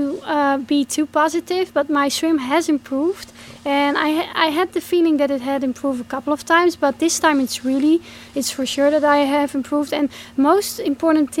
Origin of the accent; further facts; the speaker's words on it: Netherlands; my home country in the Netherlands.